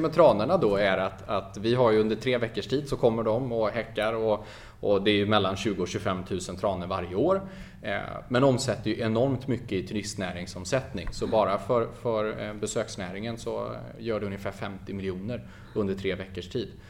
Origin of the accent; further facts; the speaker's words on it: Falköping, Västra Götaland, Sweden; det är där jag kommer ifrån, det är där jag har bott hela mitt liv, född och uppvuxen